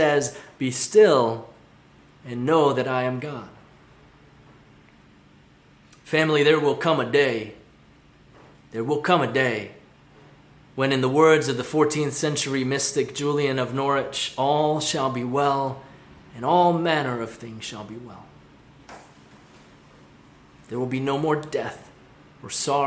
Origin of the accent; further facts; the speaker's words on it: Hong Kong; moved away; where I grew up in Hong Kong